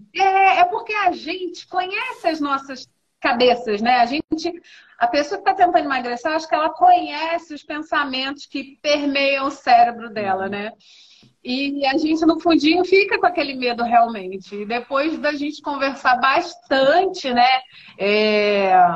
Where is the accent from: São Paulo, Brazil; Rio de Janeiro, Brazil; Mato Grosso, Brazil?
Rio de Janeiro, Brazil; now in Ribeirão Preto, Brazil; em Ribeirão Preto, sou carioca